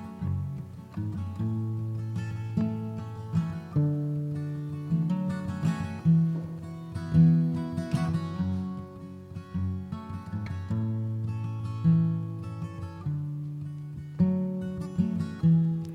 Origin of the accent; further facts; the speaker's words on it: Arizona, United States; moved away; also born or lived in Los Angeles; my home state of Arizona